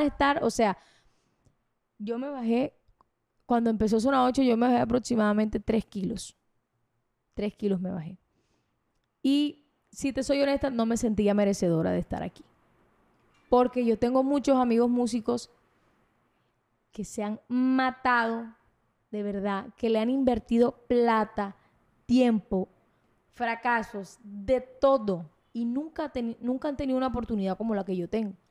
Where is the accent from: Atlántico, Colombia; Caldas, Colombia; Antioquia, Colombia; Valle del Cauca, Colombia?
Atlántico, Colombia; Barranquilla; más conocida como la … de Barranquilla